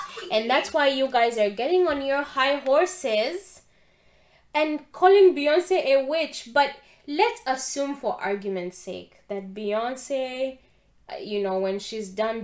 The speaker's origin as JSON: {"language": "English", "country": "Uganda", "tie": "born or raised there", "said": "being a Christian and an African person born and raised in Uganda"}